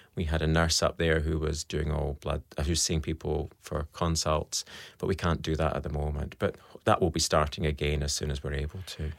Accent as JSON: {"language": "English", "region": "Scotland", "country": "United Kingdom", "accent": "Scottish", "moved": "yes", "lives_now": "Australia", "said": "you can tell by my accent, I'm Scottish"}